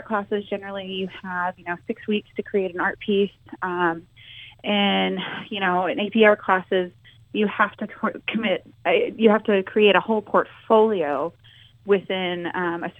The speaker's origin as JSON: {"language": "English", "region": "Texas", "country": "United States", "tie": "born or raised there", "also_born_or_lived": "Utah", "moved": "as an adult", "lives_now": "Nebraska, United States", "said": "mainly I grew up in Texas, and I met my husband, and we moved to Utah, and then now we live in Nebraska"}